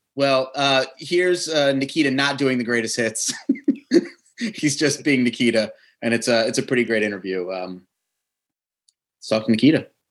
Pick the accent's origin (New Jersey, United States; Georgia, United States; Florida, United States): New Jersey, United States; accent: Jersey; my Jersey accent